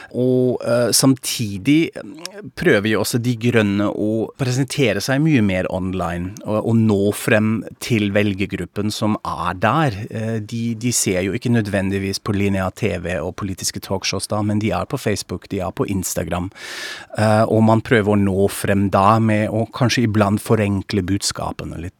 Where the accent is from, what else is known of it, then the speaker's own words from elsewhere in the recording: Frankfurt am Main, Hesse, Germany; Norwegian is a second language; now in Norway; jeg er tysk, fra Frankfurt am Main